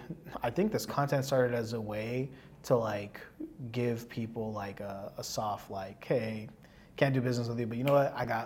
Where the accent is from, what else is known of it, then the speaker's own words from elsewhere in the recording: South Bay, California, United States; I'm from the South Bay, right? Like, this is like my hood.